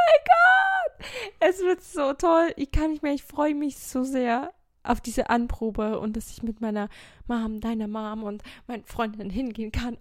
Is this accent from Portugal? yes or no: yes; Portugal; now in Germany; in Portugal, da wo ich herkomme